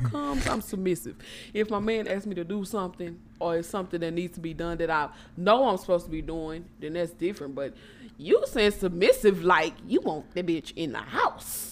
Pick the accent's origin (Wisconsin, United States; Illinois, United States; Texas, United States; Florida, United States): Texas, United States; Port Arthur; I'm from Port Arthur, Texas